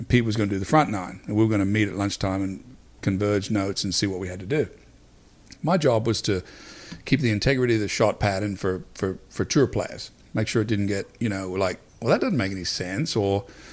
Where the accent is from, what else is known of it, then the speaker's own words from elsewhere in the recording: Wagga Wagga, New South Wales, Australia; moved away; I'm from Wagga Wagga